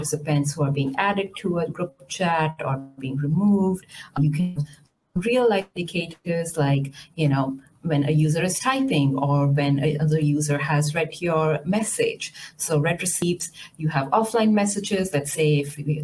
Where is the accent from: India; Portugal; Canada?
India; I was born and raised in India